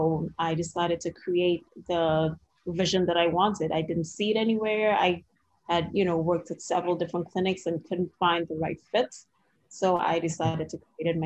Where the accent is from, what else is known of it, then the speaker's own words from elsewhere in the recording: Trinidad & Tobago; now in Washington, D.C., United States; If you hear a little bit of an accent, it's because I'm originally from Trinidad and Tobago